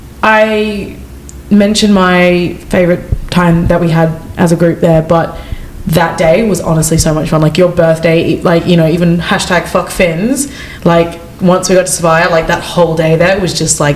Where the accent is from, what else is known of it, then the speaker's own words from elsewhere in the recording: Australia; I'm just Australian